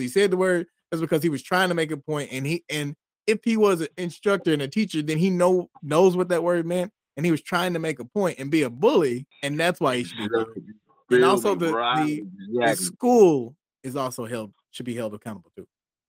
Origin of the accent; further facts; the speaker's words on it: United States; I don't go around and say call myself African American because I'm not African. I was never been in Africa, and I'm only American.